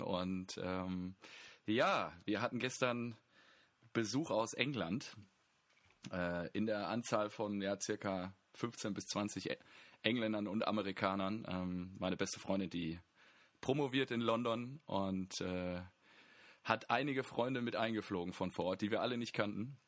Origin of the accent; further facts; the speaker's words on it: Germany; wir als ähm, Deutsche